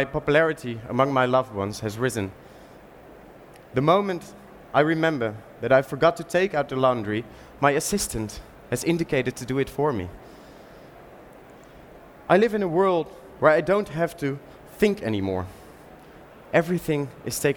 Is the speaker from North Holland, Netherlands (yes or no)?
no; Utrecht, Netherlands; my hometown, Utrecht, the most beautiful city of the Netherlands